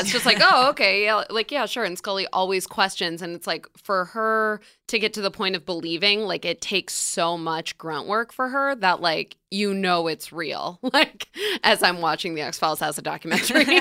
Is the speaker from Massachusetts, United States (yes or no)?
no; upstate New York, United States; upstate New York, which is where I'm from.